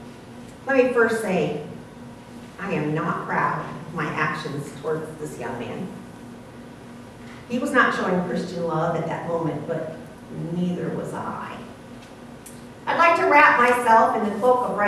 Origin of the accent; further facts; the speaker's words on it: Ohio, United States; I was from Ohio